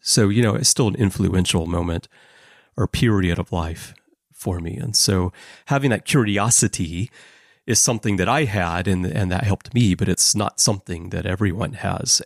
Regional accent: United States; being American, having grown up in the seventies and eighties

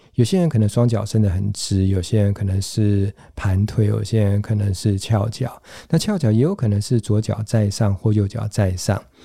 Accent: Taiwan; 原来对我们台湾人来讲，这个概念还是相当相当的陌生

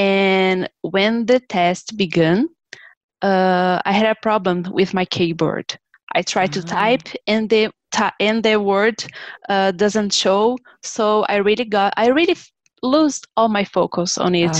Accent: Brazil; English is a second language; from Brazil, and I am currently living in São Paulo

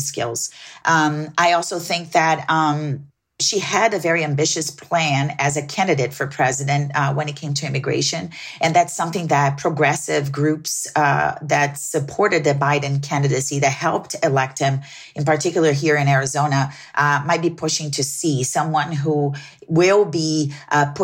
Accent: Brazil; now in Phoenix, United States; Brazil, my home country

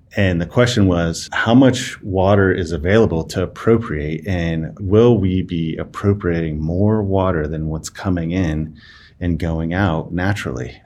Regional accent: Las Vegas, Nevada, United States; also born or lived in Reno, Nevada; I was born and raised in Las Vegas, uh, Nevada

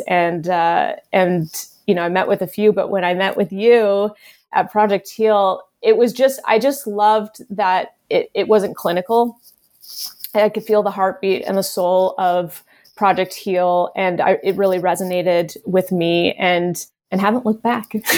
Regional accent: Canada; moved away as an adult; now in Los Angeles, United States; I had just moved to L A, I think, the year before, and I'm Canadian

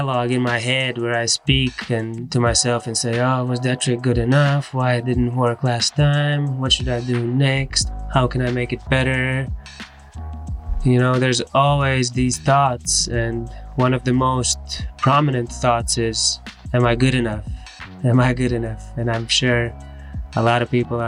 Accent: Latvia; I am from Latvia

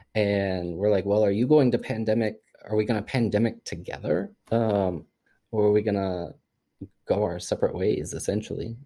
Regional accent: Missouri, United States; my experience growing up in Missouri

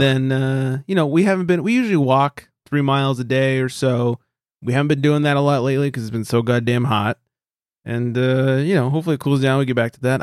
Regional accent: California, United States; as a Californian

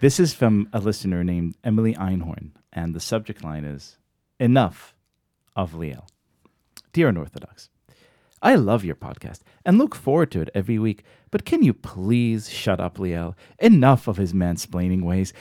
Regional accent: Israel; now in United States; I grew up in Israel

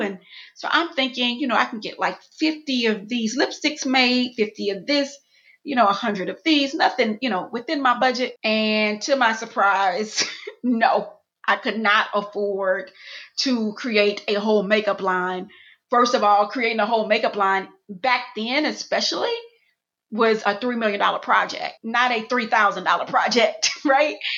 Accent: Houston, Texas, United States; moved away as an adult; also born or lived in Atlanta, Georgia; I'm from Houston, Texas, born and raised, went to college in Atlanta

